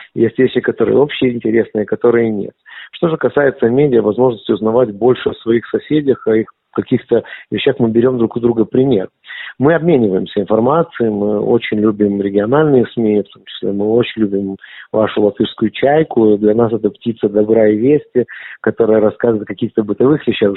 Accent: Lithuania; first language Russian; Я литовский еврей и очень этому горжусь

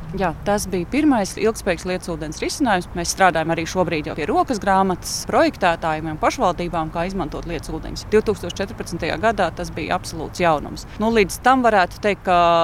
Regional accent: Riga, Latvia; Rīgas šausmīgi mīlu, tā ir mana dzimtā pilsēta.

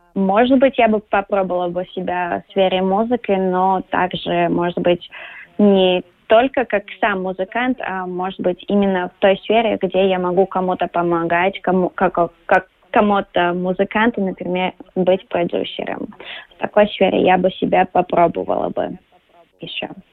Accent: Latvia; also born or lived in New York; Я родилась в Латвии, я уважаю наш язык, нашу культуру.

